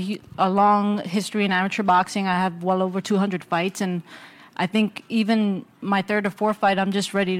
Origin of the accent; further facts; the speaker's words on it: New York City, New York, United States; I am from this neighborhood. I grew up in Hell's Kitchen just blocks away.